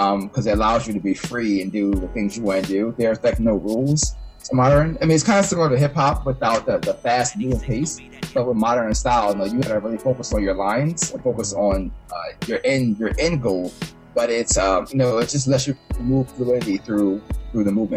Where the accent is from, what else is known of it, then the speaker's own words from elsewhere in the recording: Philadelphia, Pennsylvania, United States; moved away as an adult; also born or lived in Miami; I spent all my 18 years in Philadelphia, different parts of it, you know, in Darby and South Philly